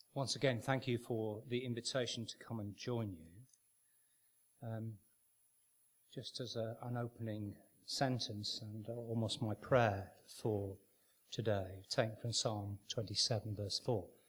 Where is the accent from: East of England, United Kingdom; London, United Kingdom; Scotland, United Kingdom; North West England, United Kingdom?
North West England, United Kingdom; Manchester; I was born and brought up in Manchester